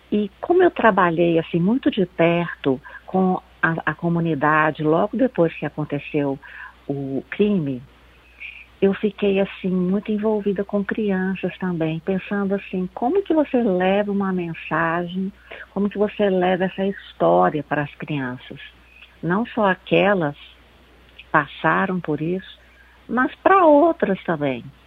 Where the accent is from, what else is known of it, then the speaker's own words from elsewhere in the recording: Belo Horizonte, Minas Gerais, Brazil; Eu sou de Belo Horizonte, aqui em Belo Horizonte